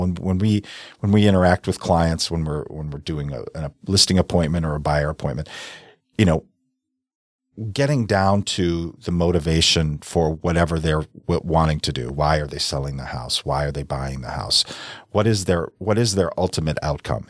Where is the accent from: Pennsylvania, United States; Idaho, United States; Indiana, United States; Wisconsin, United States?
Wisconsin, United States; South Milwaukee; I grew up in South Milwaukee